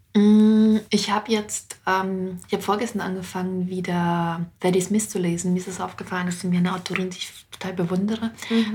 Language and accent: German; Wetteraukreis, Hesse, Germany; also born or lived in Moscow; ich komme ja auch aus dem Wetteraukreis